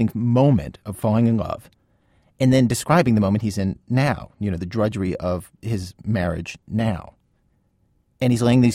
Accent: East Coast, United States; as a kid growing up on the East Coast in the 1970s

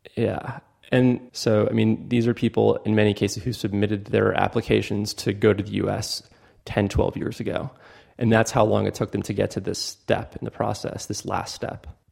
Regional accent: Fort Lauderdale, Florida, United States; I'm from America. It's called Fort Lauderdale.

